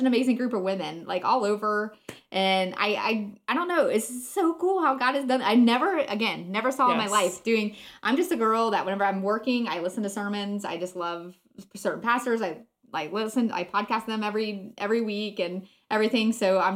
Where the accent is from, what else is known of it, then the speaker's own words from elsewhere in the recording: Florida, United States; I grew up in Florida